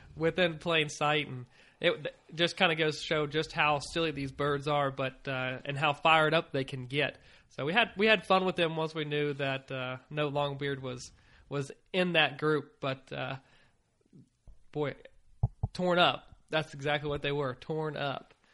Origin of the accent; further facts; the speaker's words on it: Virginia, United States; moved away; I was from Virginia